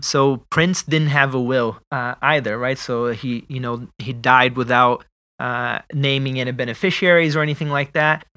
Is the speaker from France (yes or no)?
no; Brazil; moved away; I am originally from Brazil